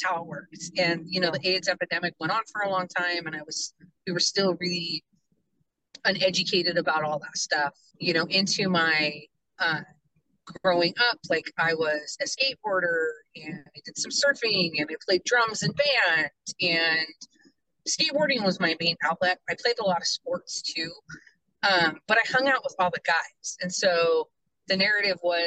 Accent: Hoquiam, Washington, United States; I grew up in Hoquiam, Aberdeen area

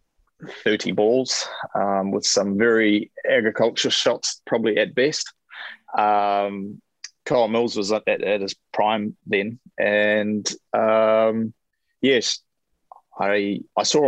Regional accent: New Zealand; as a Kiwi kid growing up

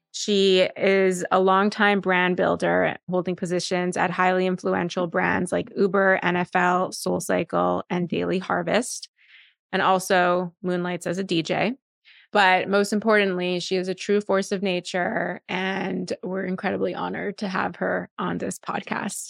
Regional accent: Montreal, Quebec, Canada; moved away; also born or lived in New York; I grew up in Montreal

